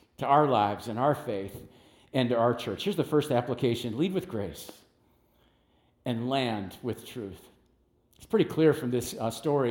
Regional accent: United States; I grew up in West Dallas

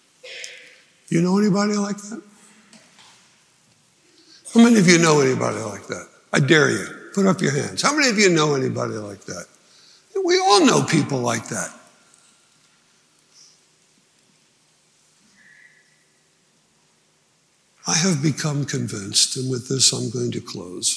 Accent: New Jersey, United States; I grew up in New Jersey, 5 miles from Washington Crossing State Park

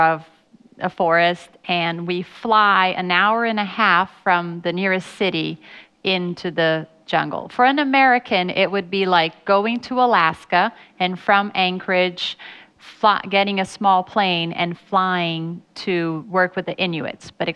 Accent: Brazil; I was born and raised in Brazil

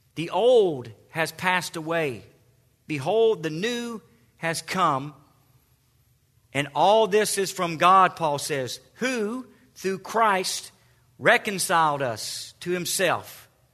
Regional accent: the South, United States; accent: southern; my southern accent

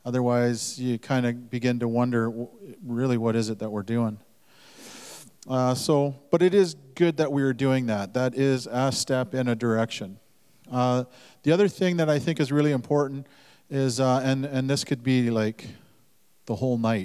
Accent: Duncan, British Columbia, Canada; also born or lived in Lil'wat (Mount Currie); I was born on Vancouver Island in the Duncan Hospital

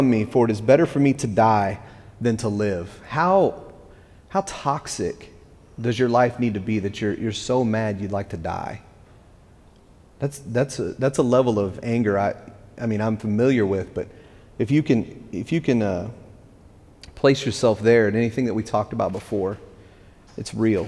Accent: West Texas, United States; now in East Tennessee, United States; I'm from West Texas

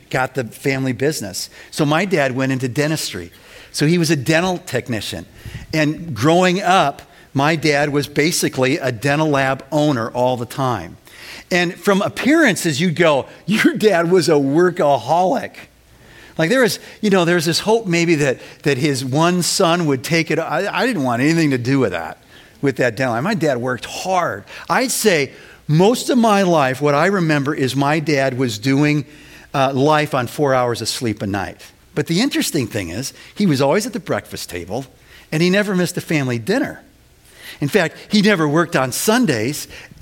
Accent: Winnetka, Illinois, United States; Winnetka Bible Church where I grew up

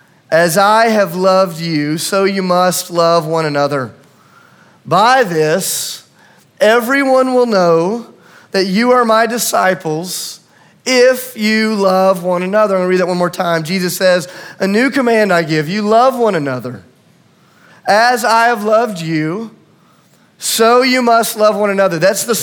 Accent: Tennessee, United States; But because I'm from Tennessee and a liar

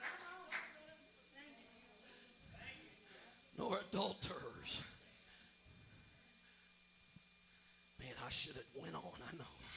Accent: Missouri, United States; this 5'8" Missouri boy. I'm from the Show Me State.

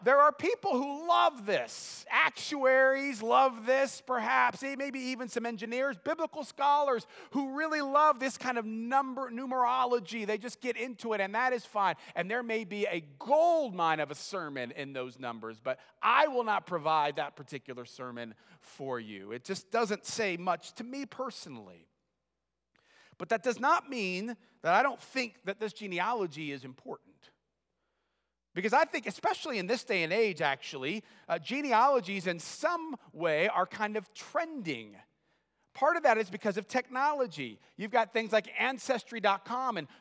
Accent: United States; I've always been American

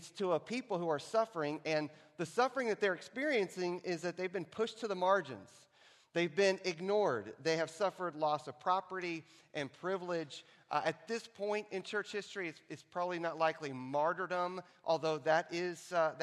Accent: Texas, United States; here in Texas in my hometown

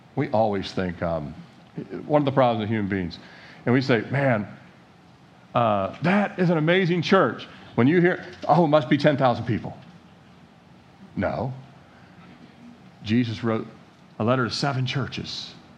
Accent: Annapolis, Maryland, United States; born in Annapolis, Maryland, 1969, into this country

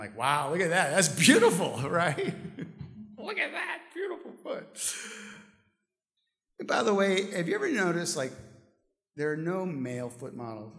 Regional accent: St. Louis, Missouri, United States; I'm from St. Louis

